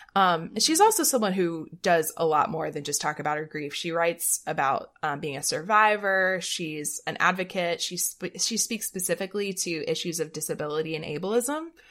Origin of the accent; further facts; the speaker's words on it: the South, United States; we're both from the South